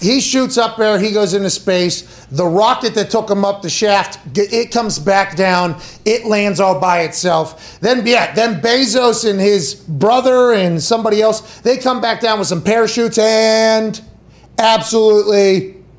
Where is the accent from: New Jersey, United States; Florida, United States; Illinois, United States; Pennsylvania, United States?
Pennsylvania, United States; Pittsburgh; I was from Pittsburgh